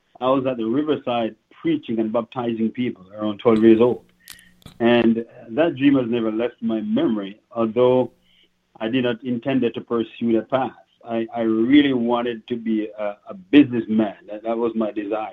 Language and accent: English; parish of St. Mary, Stewart Mountain, Saint Mary, Jamaica; moved away as an adult; now in Canada; I grew up in Jamaica, parish of St. Mary, in a little village called Stewart Mountain